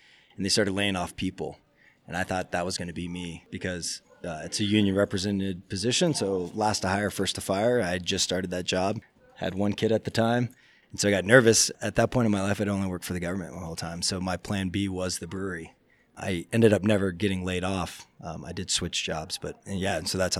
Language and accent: English; Summerville, South Carolina, United States; also born or lived in Sitka, Alaska; now in Juneau, United States; I actually grew up in South Carolina.